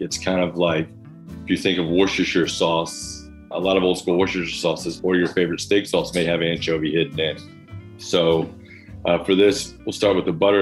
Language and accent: English; the South, United States; now in Brooklyn, United States; I grew up in the South learned to love the grill